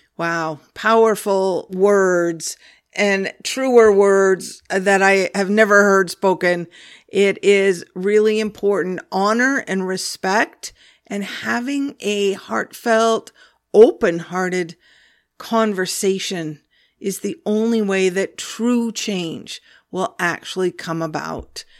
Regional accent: Olympia, Washington, United States; I grew up in Olympia, Washington, on, right on Puget Sound, right on the water

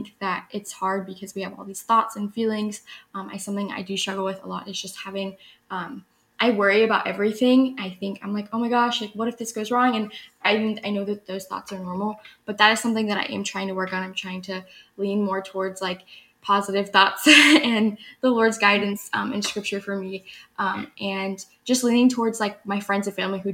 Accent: Austin, Texas, United States; I'm from Austin, Texas

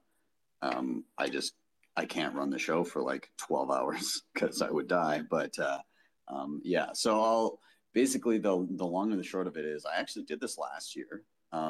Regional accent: Canada; I'm Canadian

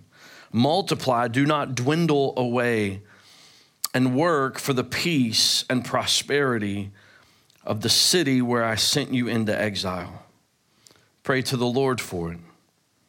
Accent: Memphis, Tennessee, United States; I'm from Memphis.

